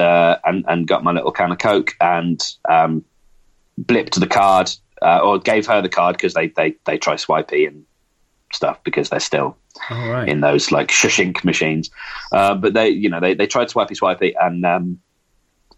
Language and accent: English; England, United Kingdom; moved away; I'm English